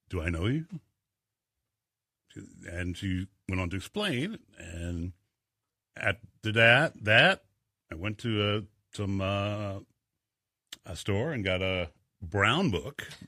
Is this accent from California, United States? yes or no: yes; Inglewood, California, United States; moved away; we came here from uh, Inglewood, California, in the uh, early seventies, and uh, I love it here.